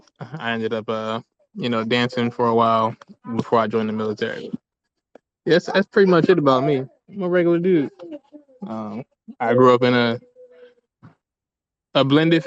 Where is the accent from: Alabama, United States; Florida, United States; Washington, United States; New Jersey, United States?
New Jersey, United States; Camden; I'm from Camden, New Jersey, which was for a long time one of the most dangerous slash poorest slash highest crime slash murder rates in the country for like years on end. And I think they just started like gentrifying where I'm from. But growing up, I was one in nine chance of being the victim of a violent crime every day.